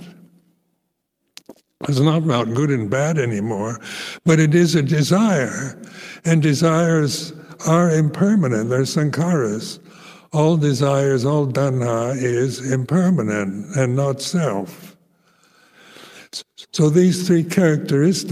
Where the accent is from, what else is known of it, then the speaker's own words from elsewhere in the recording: United States; moved away; I grew up with in American Christian family life